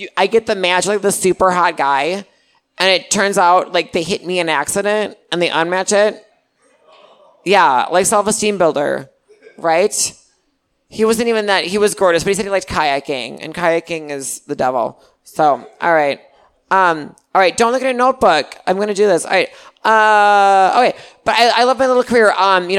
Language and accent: English; Milwaukee, Wisconsin, United States; Oh, I'm from Milwaukee.